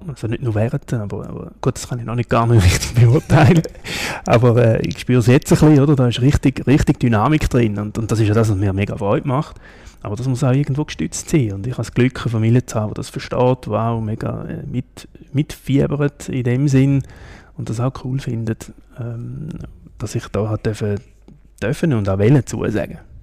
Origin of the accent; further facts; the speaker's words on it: Lake Constance region, Switzerland; also born or lived in Ticino; now in Kloten, Switzerland; Ich bin so in, in der Bodensee-Region aufgewachsen, bin ein Tessiner